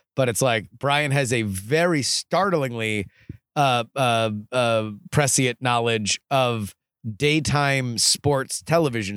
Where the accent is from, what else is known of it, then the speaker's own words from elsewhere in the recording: South Florida, United States; now in Austin, United States; I grew up in South Florida, one of the most humid places on the planet.